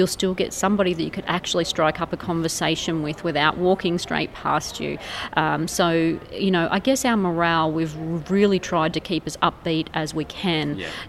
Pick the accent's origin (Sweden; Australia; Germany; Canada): Australia; Narrabri, New South Wales; Well, Narrabri's a lovely town. I've grown up here, lived here all of my life